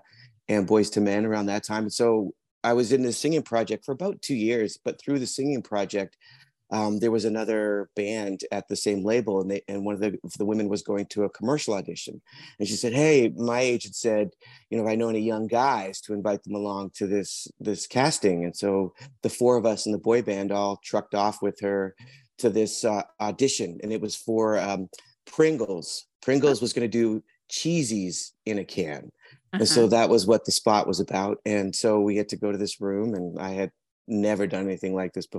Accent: British Columbia, Canada; also born or lived in England; now in Vancouver, Canada; I'm originally from England. I was adopted at birth. And then through a series of family things, we ended up moving to Canada when I was about 7. I grew up on Vancouver Island, high school and college, and then moved to Vancouver in 1991.

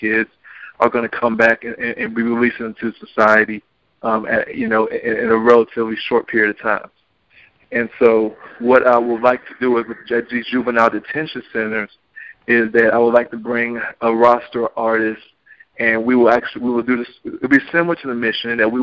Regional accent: Stone Mountain, Georgia, United States; I'm from Stone Mountain

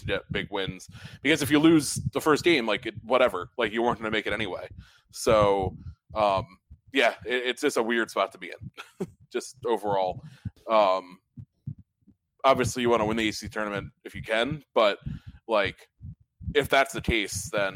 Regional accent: Stamford, Connecticut, United States; moved away; my hometown of Stamford

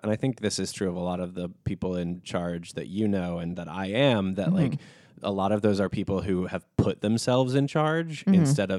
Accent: New York City, New York, United States; I think being a New Yorker, I think being a non like financially gifted adult

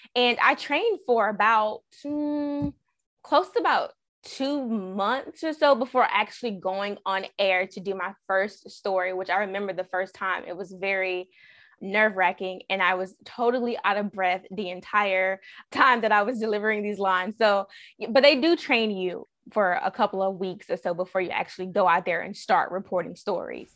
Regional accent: Raleigh, North Carolina, United States; I'm from Raleigh

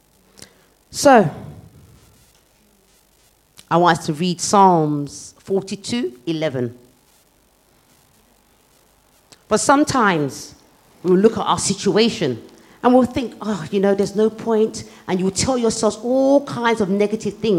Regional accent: United Kingdom; as a teenager growing up in Britain

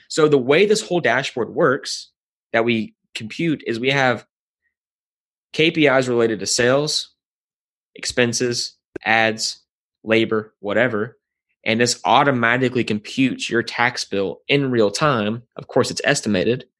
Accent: Nashville, Tennessee, United States; I was born and raised in Nashville, Tennessee

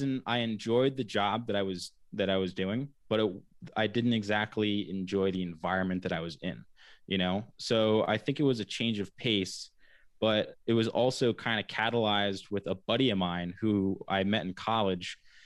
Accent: Wickford, Rhode Island, United States; also born or lived in Laguna Beach, California / Florida; I've been fortunate to grow up on Wickford Harbor, and you know, moved around. I was born in Laguna Beach, California, and then, which is right on the water as well, and then lived in Florida, right outside of St. Augustine, for a little while.

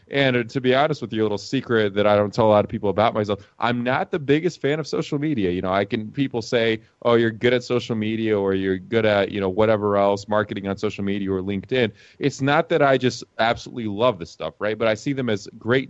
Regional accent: Atlanta, Georgia, United States; moved away as an adult; also born or lived in Lithuania; now in Las Vegas, United States; I was born in a country called Lithuania. It's out in Eastern Europe. And I grew up in the U.S. I mean, I still have the name. I still speak Russian. But other than that, pretty much Americano, born and raised in Atlanta, Georgia

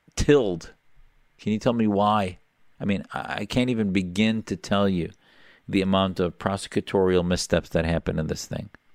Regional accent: Neenah, Wisconsin, United States; I grew up in a small town, Neenah, Wisconsin.

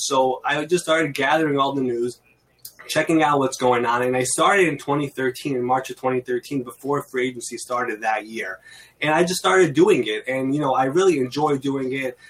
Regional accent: New York City, New York, United States; I'm from New York. I've been in Queens, New York, my entire life

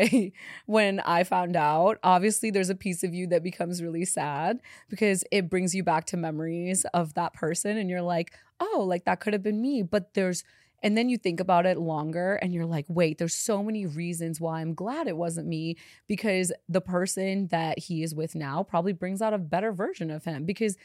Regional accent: India; born there; I wasn't born in Chicago. I was born in India.

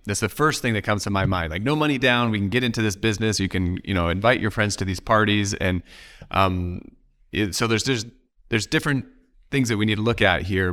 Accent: Oregon, United States; I'm from Oregon

